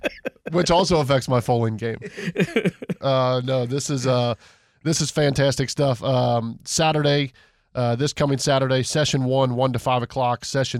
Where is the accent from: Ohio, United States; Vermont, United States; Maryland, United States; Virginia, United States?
Ohio, United States; Cincinnati; growing up in Cincinnati